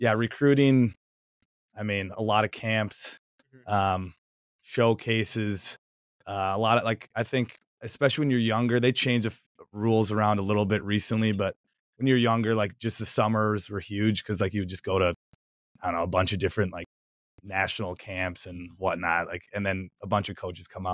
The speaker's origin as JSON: {"language": "English", "town": "Edina", "region": "Minnesota", "country": "United States", "tie": "born or raised there", "moved": "as an adult", "lives_now": "Notre Dame, United States", "said": "I'm from Edina, Minnesota, which is like 10 minutes outside of Minneapolis."}